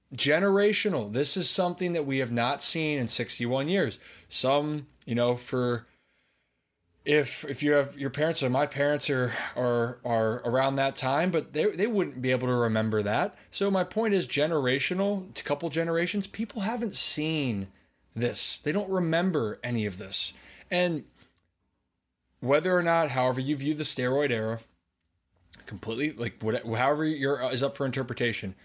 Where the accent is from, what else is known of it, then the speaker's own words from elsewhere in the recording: Maryland, United States; I'm from Maryland